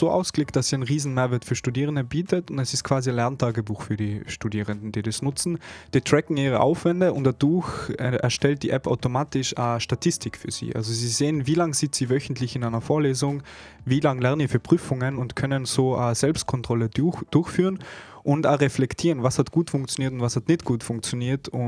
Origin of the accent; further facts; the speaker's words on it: Innsbruck, Tyrol, Austria; ich bin zwar in Innsbruck geboren und aufgewachsen und viele Jahre dort verbracht